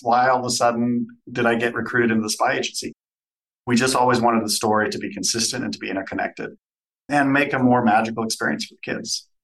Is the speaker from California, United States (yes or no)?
yes; Southern California, United States; now in Canada; I grew up in Southern California, was Canadian by birth, but grew up there, moved back to Canada